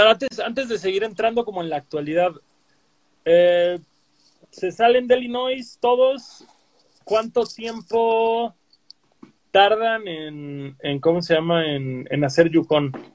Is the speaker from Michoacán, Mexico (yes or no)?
no; Cancún, Quintana Roo, Mexico; yo que soy de Cancún